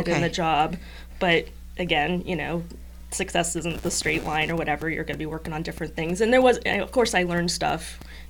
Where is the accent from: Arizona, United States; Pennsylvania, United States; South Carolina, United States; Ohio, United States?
Ohio, United States; I'm from Ohio.